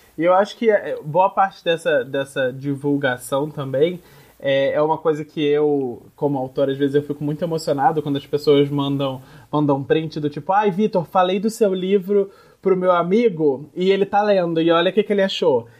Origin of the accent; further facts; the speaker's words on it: Nova Friburgo, Rio de Janeiro, Brazil; moved away; Friburgo, que é a minha cidade natal, que é uma cidade na região serrana do Rio